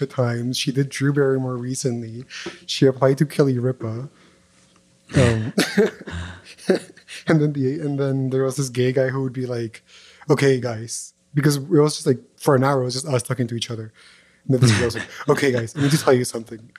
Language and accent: English; Montreal, Quebec, Canada; I'm from Canada. And just being like, I'm from Montreal